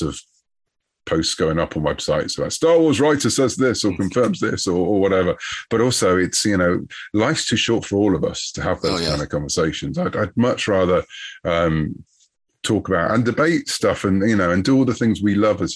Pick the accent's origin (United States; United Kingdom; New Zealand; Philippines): United Kingdom; I'm British